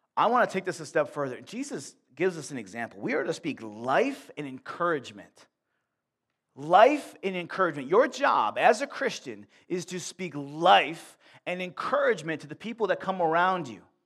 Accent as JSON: {"language": "English", "town": "Buffalo", "region": "New York", "country": "United States", "tie": "born or raised there", "moved": "as an adult", "lives_now": "Warsaw, United States", "said": "I grew up in Buffalo"}